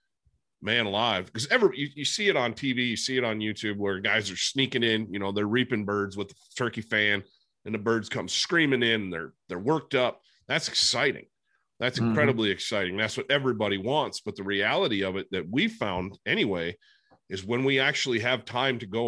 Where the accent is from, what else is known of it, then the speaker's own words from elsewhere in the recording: Michigan, United States; moved away; where I grew up back in Michigan